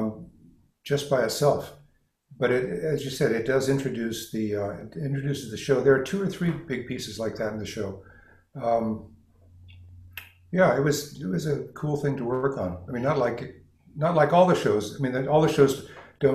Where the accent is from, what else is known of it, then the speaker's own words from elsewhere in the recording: Los Angeles, California, United States; moved away; I was actually born downtown Los Angeles. I'm from California, and though I didn't live here all my life